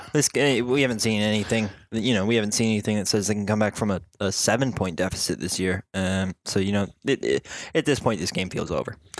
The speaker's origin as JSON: {"language": "English", "region": "South Dakota", "country": "United States", "tie": "born or raised there", "moved": "yes", "lives_now": "Chicago, United States", "said": "I grew up in South Dakota in a town that has dreadful tap water."}